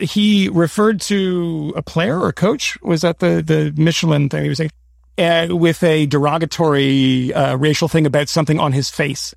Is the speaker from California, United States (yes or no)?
no; Boston, Massachusetts, United States; I grew up in Boston